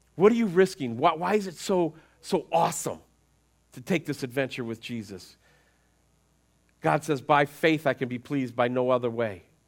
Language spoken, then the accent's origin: English; United States